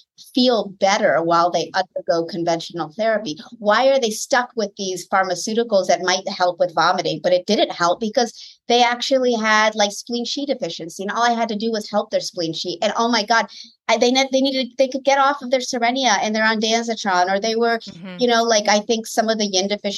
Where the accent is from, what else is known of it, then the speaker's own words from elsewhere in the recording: Washington, District of Columbia, United States; moved away as an adult; also born or lived in Connecticut; now in Southern California, United States; I'm from the East Coast, born and raised in Washington, D.C. area.